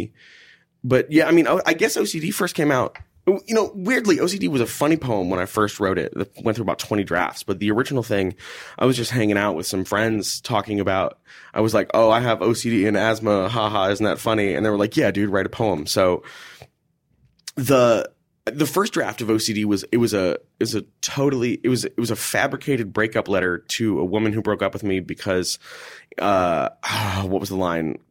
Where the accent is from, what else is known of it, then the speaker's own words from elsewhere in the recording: Houston, Texas, United States; moved away; also born or lived in Minneapolis; I grew up in Houston, Texas